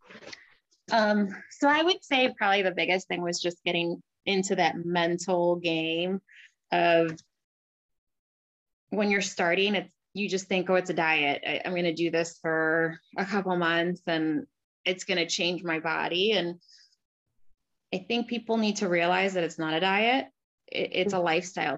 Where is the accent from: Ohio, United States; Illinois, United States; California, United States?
Illinois, United States; Crystal Lake; I grew up in Crystal Lake, middle class family